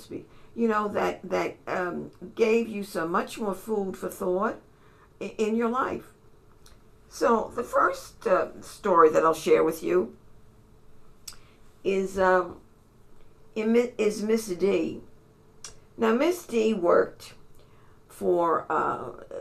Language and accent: English; New York City, New York, United States; I was from New York City